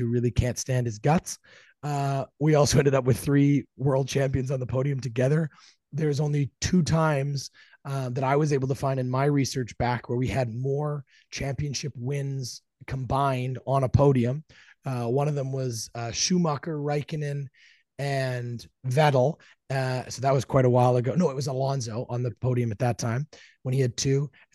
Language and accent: English; Canada; We are two Canadian F1 fans